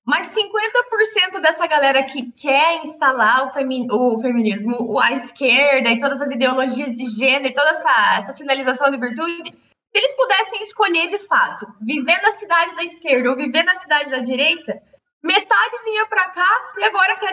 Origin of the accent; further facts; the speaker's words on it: Paraná, Brazil; now in Balneário, Brazil; Eu moro aqui em Santa Catarina, mas eu formei no Paraná, né? Eu sou do Paraná.